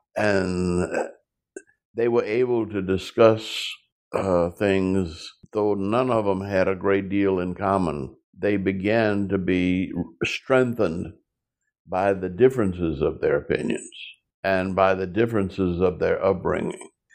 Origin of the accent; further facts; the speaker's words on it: New Orleans, Louisiana, United States; growing up in New Orleans, Louisiana